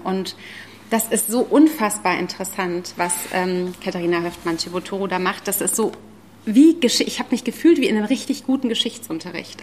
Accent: the Zone, East Germany, Germany; ich bin ja auch aus der Zone

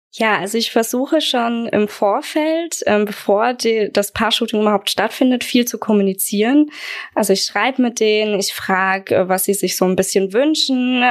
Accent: Aschaffenburg, Bavaria, Germany; Ich komme aus Aschaffenburg, bin 27 Jahre alt

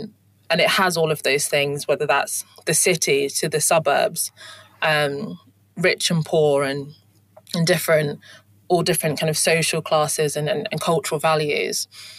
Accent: London, United Kingdom; also born or lived in Kent / Hertfordshire / Leeds; So I was born in London and born in Streatham in southwest London, and then moved to southeast London, and then moved to Kent, and then went to boarding school in Hertfordshire, and then went to university in Leeds.

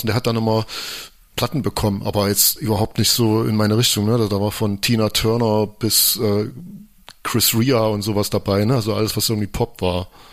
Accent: Lichtenwalde, Saxony, Germany; also born or lived in Frankenberg; ich bin in Frankenberg geboren, das ist so ein keine Ahnung, wie groß die Stadt ist, aber es ist in der Nähe von Chemnitz sozusagen und bin in einem kleinen Dorf namens Lichtenwalde groß geworden.

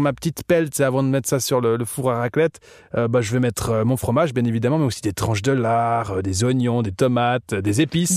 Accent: Switzerland; also born or lived in Montreux; quand je voyage en tant que suisse à, à l'étranger, on me prend déjà toujours pour un suédois

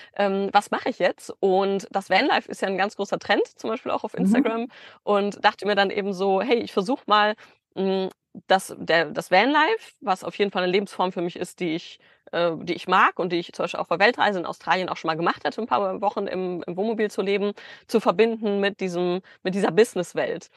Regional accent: Bielefeld, North Rhine-Westphalia, Germany; moved away as an adult; also born or lived in Stuttgart; Ich komme aus Bielefeld eigentlich

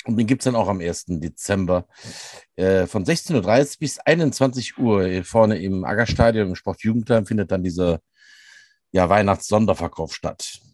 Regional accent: Rhineland, Germany; bei uns im Rheinland

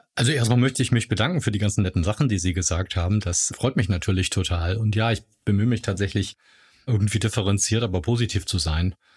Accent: Hamburg, Germany; moved away as an adult; now in Heidelberg, Germany; Hamburger, lebe aber jetzt schon seit ganz vielen Jahren in Heidelberg

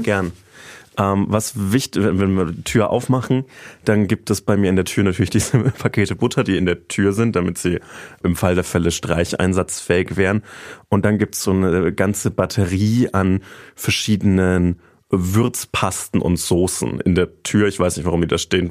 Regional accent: Treinsdorf, Bavaria, Germany; mein Heimatdorf

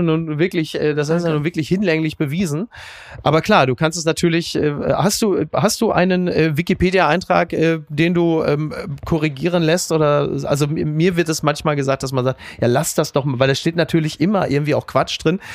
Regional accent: Castrop-Rauxel, North Rhine-Westphalia, Germany; meiner Heimat, Castor Brauxel

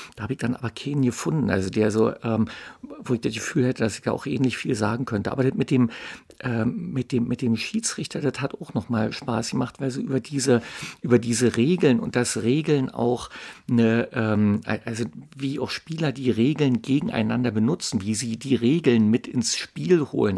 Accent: Berlin, Germany; ich bin in Mitte aufgewachsen, das ist also weit weg von Köpenick

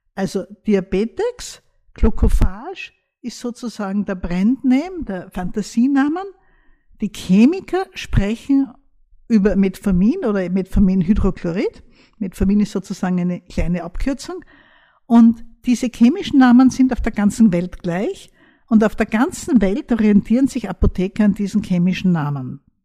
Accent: Austria; bei uns in Österreich

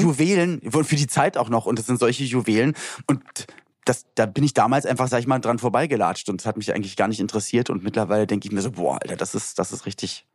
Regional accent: Berlin, Germany; bei uns in Berlin-Spandau, wo ich aufgewachsen bin

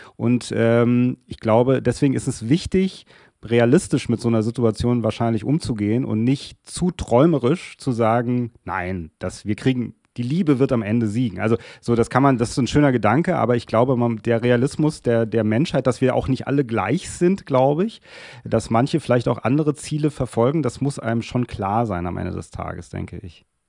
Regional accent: Germany; auch als Deutsche, was wir Deutsche ja nicht so gerne sind

